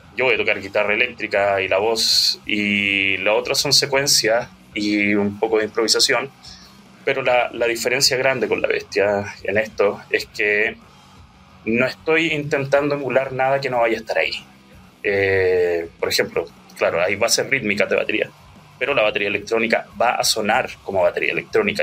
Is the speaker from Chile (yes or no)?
yes; Bulnes, Ñuble, Chile; also born or lived in Santiago / Chillán; yo soy de Bulnes. Bueno, nací, nací en Santiago, pero a los cuatro años nos fuimos para allá y si bien pasé mi adolescencia en Chillán